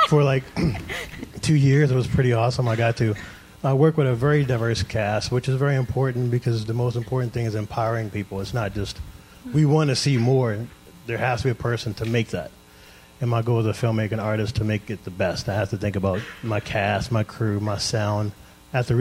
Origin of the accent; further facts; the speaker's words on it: Baltimore, Maryland, United States; growing up in Baltimore